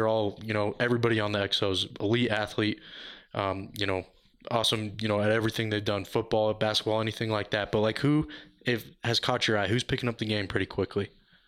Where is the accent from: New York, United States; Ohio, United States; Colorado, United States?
Colorado, United States; Denver; because I'm from here. Like, I'm born and raised in Denver, so I'm used to it.